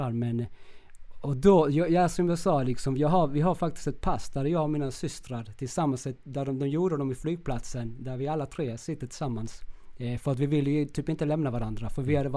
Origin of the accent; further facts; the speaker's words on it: Chile; now in Sweden; Men det var, det, det, vi kom ju från Chile, det här kaotiska